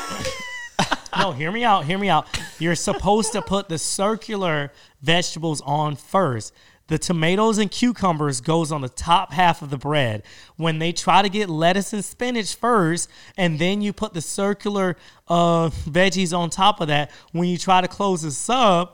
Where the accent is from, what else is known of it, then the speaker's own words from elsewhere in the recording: Georgia, United States; moved away as an adult; also born or lived in Miami, Florida; now in Los Angeles, United States; I came back to Georgia